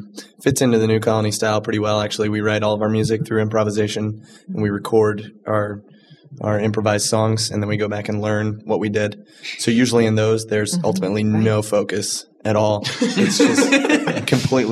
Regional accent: Charleston, South Carolina, United States; now in Chicago, United States; I was raised in Charleston, South Carolina

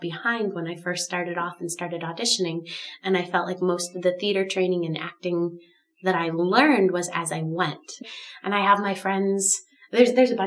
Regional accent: Wheaton, Illinois, United States; I'm born and raised here, kind of like Steve from the suburbs. I'm from Wheaton

